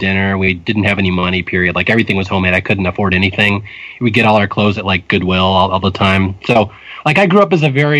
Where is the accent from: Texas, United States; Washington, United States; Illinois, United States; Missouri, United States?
Washington, United States; Seattle; moved away as an adult; also born or lived in Spokane, Washington / Bellevue, Washington; now in California, United States; I grew up in Seattle, Washington. Seattle and then Spokane and Bellevue. I'm a native Northwesterner